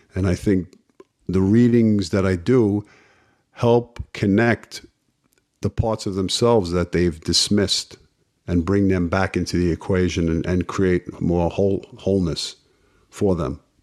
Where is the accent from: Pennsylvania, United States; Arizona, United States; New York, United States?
New York, United States; New York City; growing up in Brooklyn, uh, playing sports in the street